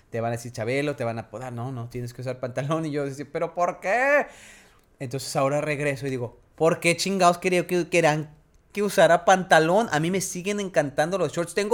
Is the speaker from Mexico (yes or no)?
yes; Mexico; soy más fluido en inglés, pero soy mexicano, tengo que hablar español.